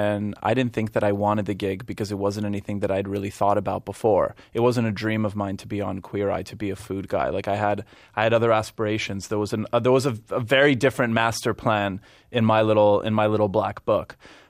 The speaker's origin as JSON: {"language": "English", "town": "Montreal", "region": "Quebec", "country": "Canada", "also_born_or_lived": "West Virginia", "first_language": "Polish", "second_language": "English", "moved": "as an adult", "lives_now": "New York, United States", "said": "whether it's Vancouver, Toronto, Montreal, especially Montreal, because that's where I'm from."}